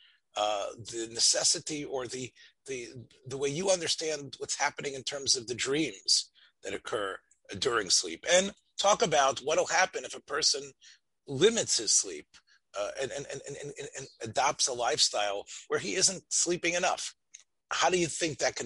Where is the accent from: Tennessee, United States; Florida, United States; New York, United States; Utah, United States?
Tennessee, United States; Memphis; when I was growing up in Memphis, Tennessee, in a small shul there